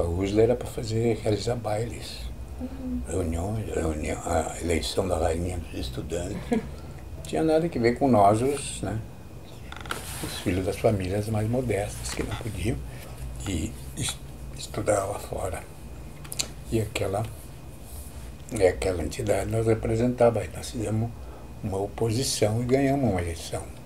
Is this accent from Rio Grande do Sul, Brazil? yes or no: yes; São Luiz Gonzaga, Rio Grande do Sul, Brazil; also born or lived in Bossoroca; eu me criei em São Luís Gonzaga